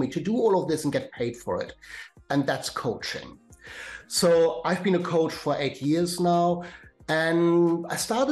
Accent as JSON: {"language": "English", "country": "Germany", "tie": "born or raised there", "accent": "German", "second_language": "English", "moved": "as an adult", "lives_now": "London, United Kingdom", "said": "I'm German born, as you may get from my German accent, but I have been living in London for 25 years."}